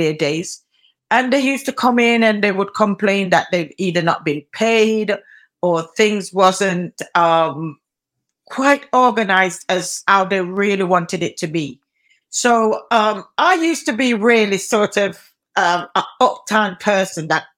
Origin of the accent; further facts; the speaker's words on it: United Kingdom; also born or lived in Spanish Town, Jamaica; Mostly in the UK. I came to the UK at a fairly young age, 6 going into 7